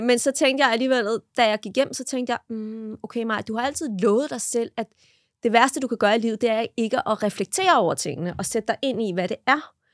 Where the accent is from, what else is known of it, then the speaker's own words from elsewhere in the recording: Denmark; vi danskere